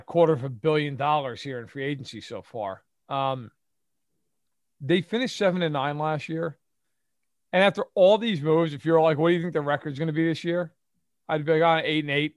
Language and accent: English; United States; I'm American